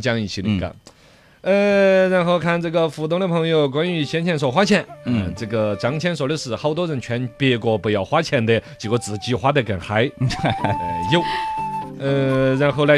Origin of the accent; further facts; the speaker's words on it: Chengdu, Sichuan, China; 我们成都这边